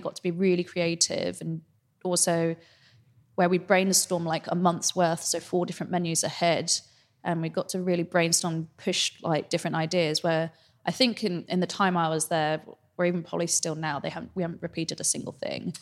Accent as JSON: {"language": "English", "country": "Singapore", "tie": "born or raised there", "moved": "yes", "lives_now": "London, United Kingdom", "said": "home is Singapore"}